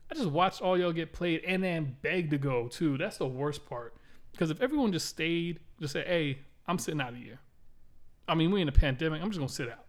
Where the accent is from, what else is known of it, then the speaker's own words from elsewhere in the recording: Miami, Florida, United States; the first house we grew up in in Miami